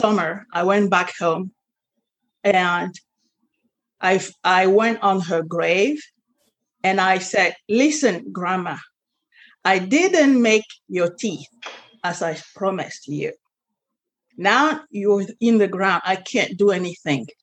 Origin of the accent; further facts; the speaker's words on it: Cameroon; moved away; also born or lived in France; I was born and raised in Africa, Cameroon